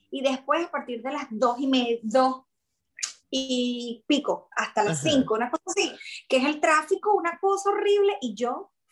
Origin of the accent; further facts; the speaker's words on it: La Victoria, Aragua, Venezuela; moved away as an adult; also born or lived in San Mateo, Venezuela / Cagua, Venezuela / Caracas, Venezuela / London, United Kingdom; now in Brisbane, Australia; yo nací en la Victoria. En la Victoria estaba Aragua. Mis papás vivieron por muchos años. Mi familia, por parte materna, es de San Mateo.